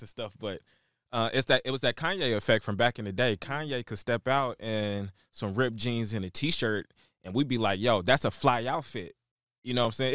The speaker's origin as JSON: {"language": "English", "town": "Shreveport", "region": "Louisiana", "country": "United States", "tie": "born or raised there", "also_born_or_lived": "Chicago, Illinois", "moved": "yes", "lives_now": "Dallas, United States", "said": "born and raised in Shreveport, Louisiana."}